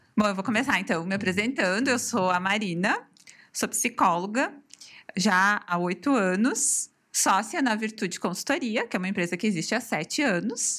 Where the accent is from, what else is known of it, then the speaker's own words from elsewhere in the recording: Farroupilha, Rio Grande do Sul, Brazil; E sou natural aqui de Farroupilha, sempre uhum. morei aqui